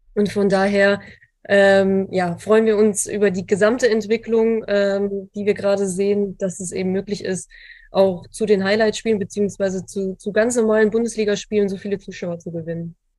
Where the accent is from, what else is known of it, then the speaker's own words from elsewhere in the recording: Lower Saxony, Germany; now in Frankfurt, Germany; ich aus Niedersachsen komme und tatsächlich ein Großteil meiner Familie dort noch lebt.